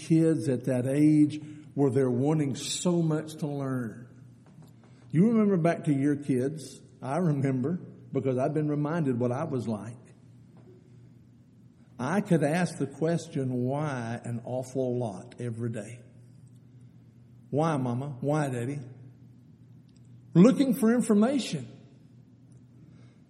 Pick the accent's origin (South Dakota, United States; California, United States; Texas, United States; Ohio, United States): Texas, United States; Eden; I grew up out in Eden, Texas, out between Brady and San Angelo